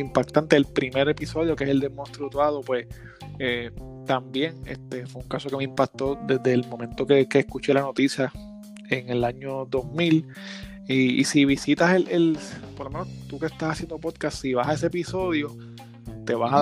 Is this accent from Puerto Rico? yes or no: yes; Gurabo, Puerto Rico; Yo soy de Gurabo, en Puerto Rico